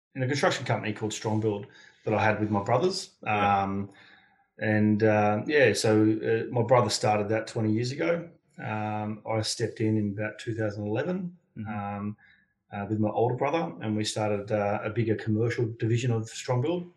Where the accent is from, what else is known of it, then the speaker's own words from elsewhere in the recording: Sydney, New South Wales, Australia; grew up on the outskirts of Sydney, uh, on the south uh, south of Sydney